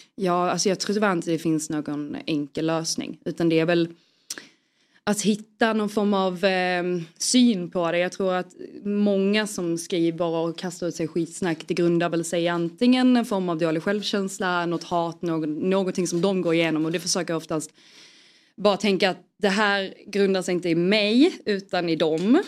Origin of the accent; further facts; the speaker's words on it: Skåne, Sweden; jag är ju skåning